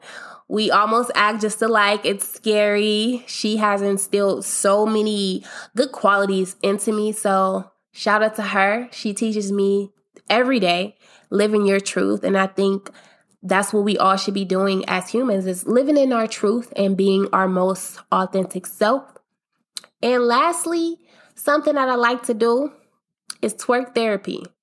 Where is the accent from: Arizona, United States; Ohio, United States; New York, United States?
Ohio, United States; Akron; I'm from Akron, Ohio